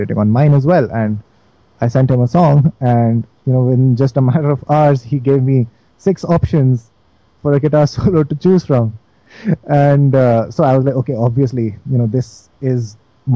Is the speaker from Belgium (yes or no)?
no; Delhi, India; I'm from Delhi